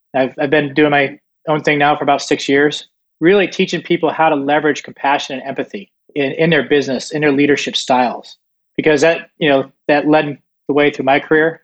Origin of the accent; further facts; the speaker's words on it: Southeast Florida, United States; also born or lived in Northeast United States; I was born in Northeast and then moved to Southeast Florida. Grew up a fairly normal childhood